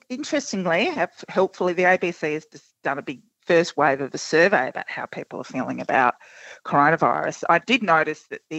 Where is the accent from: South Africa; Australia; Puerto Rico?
Australia; So we have these kinds of, we imagine what being Australian is, and then we are actually something else.